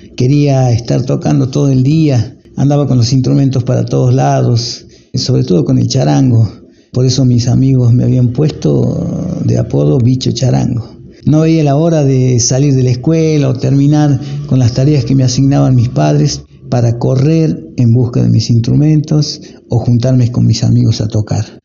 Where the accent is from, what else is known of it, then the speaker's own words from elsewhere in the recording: Humahuaca, Jujuy, Argentina; also born or lived in Buenos Aires; Humahuaca es el pueblo donde yo nací, eh, un pueblo centro